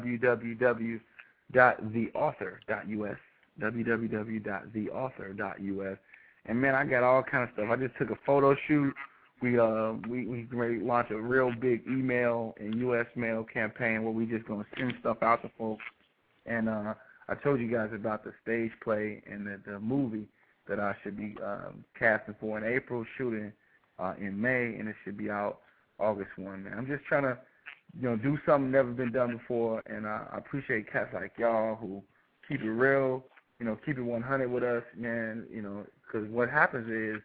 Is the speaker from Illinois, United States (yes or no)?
yes; Chicago, Illinois, United States; now in Dallas, United States; I'm from Chicago